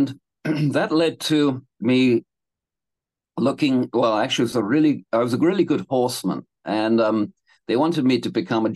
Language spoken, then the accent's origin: English; England, United Kingdom; moved away as an adult; also born or lived in London / Canada; now in Hawaii, United States; I was born in London and I grew up in England on a little farm